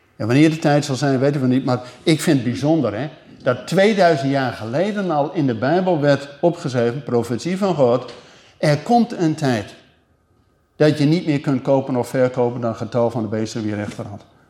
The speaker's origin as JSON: {"language": "Dutch", "country": "Netherlands", "said": "wij keken als Nederlanders"}